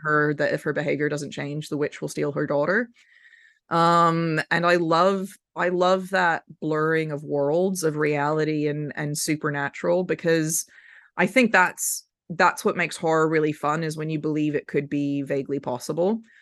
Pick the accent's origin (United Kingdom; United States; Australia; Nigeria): United States; Memphis, Tennessee; I grew up in Memphis, Tennessee